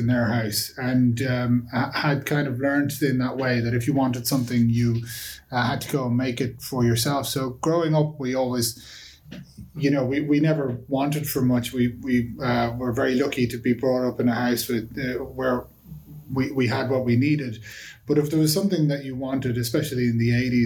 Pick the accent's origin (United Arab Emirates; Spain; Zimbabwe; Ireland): Ireland; Dublin, Leinster; I'm from Dublin originally, a place called Sandy Cove in Dublin